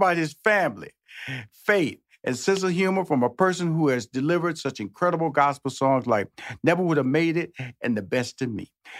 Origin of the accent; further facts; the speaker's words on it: Houston, Texas, United States; I was born and raised in Houston.